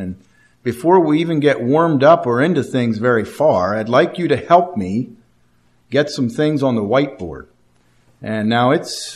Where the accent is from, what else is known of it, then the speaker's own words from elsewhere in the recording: Martinsburg, Pennsylvania, United States; also born or lived in Altoona, Pennsylvania; I was born and raised in Martinsburg, Pennsylvania